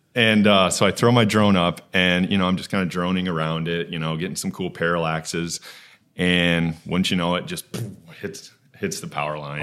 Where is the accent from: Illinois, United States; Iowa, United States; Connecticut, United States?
Iowa, United States; Okoboji; moved away as an adult; also born or lived in Sioux City, Iowa; now in Des Moines, United States; I grew up in Okaboji. So I've lived in Iowa my whole life